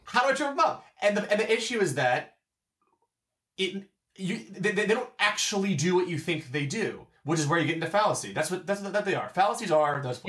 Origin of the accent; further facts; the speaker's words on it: Baltimore, Maryland, United States; we're from Baltimore